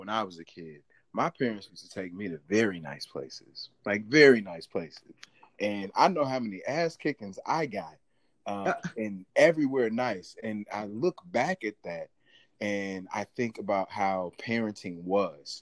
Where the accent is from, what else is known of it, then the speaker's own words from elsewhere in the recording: St. Louis, Missouri, United States; also born or lived in Kansas City; I was a city kid. Mm-hmm. I'm from St. Louis.